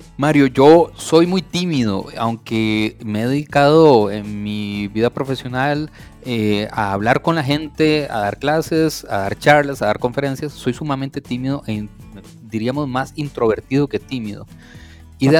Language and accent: Spanish; Costa Rica; Yo soy un eh, tico, amante de mi país, de mi cultura